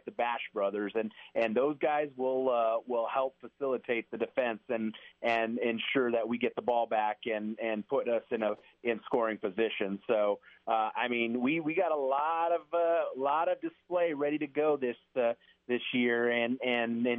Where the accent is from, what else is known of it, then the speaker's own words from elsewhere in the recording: New Mexico, United States; being from New Mexico, born and raised in New Mexico